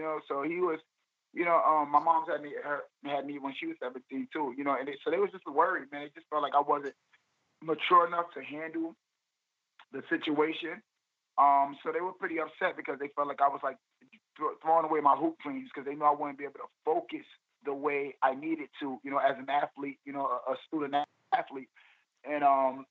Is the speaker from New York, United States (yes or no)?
yes; New York City, New York, United States; I grew up in East New York, Brooklyn